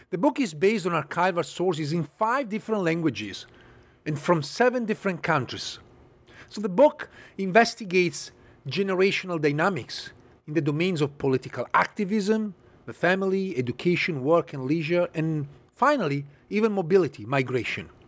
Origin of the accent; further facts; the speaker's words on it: Italy; moved away; also born or lived in Paris, France / Berlin, Germany; I'm originally from Italy